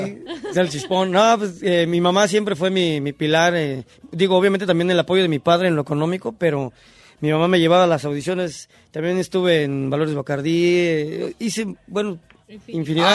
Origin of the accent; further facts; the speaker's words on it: Los Reyes La Paz, State of Mexico, Mexico; yo soy del Estado de México. De, este, de un municipio que se llama Los Reyes La Paz